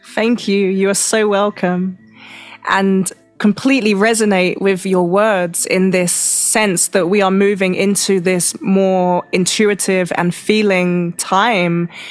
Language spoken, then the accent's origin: English; London, United Kingdom; now in Mexico; I'm from Europe. I'm from London